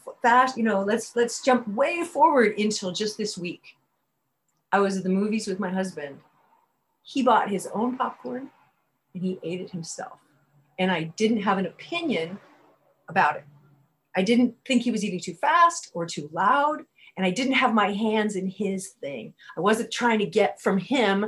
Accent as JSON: {"language": "English", "town": "Berkeley", "region": "California", "country": "United States", "tie": "born or raised there", "said": "I grew up in Berkeley and I grew up in a bookstore"}